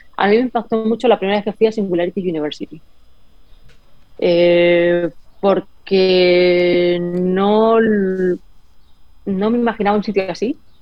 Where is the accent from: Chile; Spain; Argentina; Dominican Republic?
Spain; moved away as an adult; also born or lived in San Francisco, United States; now in Miami, United States; en España todo es mejor y como, bueno, es diferente, es maravilloso, en mi país, en mi patria, lo amo